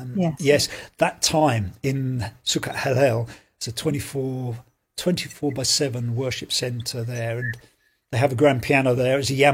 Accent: England, United Kingdom; now in Belfast, United Kingdom; I'm an Englishman, and I've moved to Belfast for about nearly 20 years now

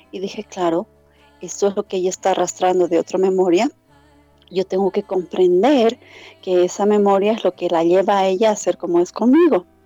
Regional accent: Bolivia; soy la única boliviana registrada por el momento en la página oficial de Quantum Healing Hypnosis Technique

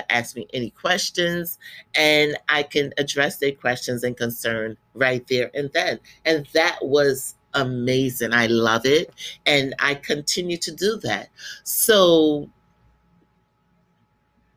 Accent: Guyana; moved away; I went back to my country. I'm from Guyana, South America, for the first time in 30 years.

